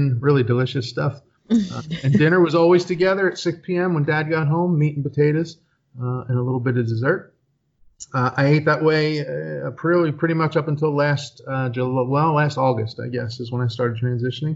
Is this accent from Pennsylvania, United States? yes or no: yes; Philadelphia, Pennsylvania, United States; now in Poconos, United States; I grew up in Philadelphia, Pennsylvania.